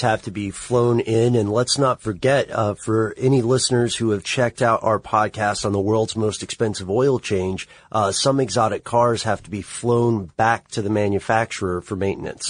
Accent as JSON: {"language": "English", "country": "United States", "said": "you and I come from the United States"}